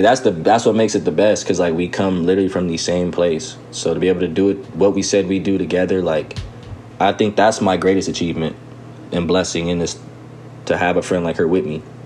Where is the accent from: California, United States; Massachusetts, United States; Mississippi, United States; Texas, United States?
California, United States; Riverside; we grew up skating back in Riverside